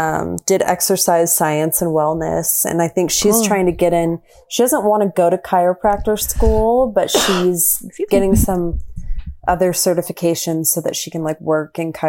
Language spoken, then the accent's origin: English; Texas, United States; I always tell people, like, you're not going to know I'm really from Texas, but I do, I reserve the right to use y'all whenever I want.